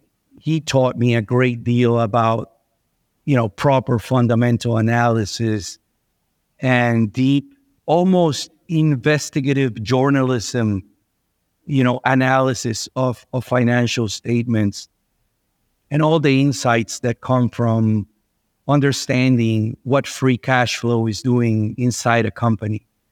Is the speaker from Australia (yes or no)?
no; Venezuela; I was born and raised in Venezuela.